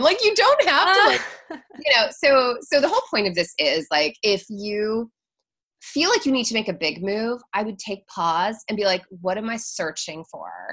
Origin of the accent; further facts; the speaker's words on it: Seattle, Washington, United States; moved away as an adult; also born or lived in Florida / San Diego; now in New York City, United States; I'm from Seattle originally, born and raised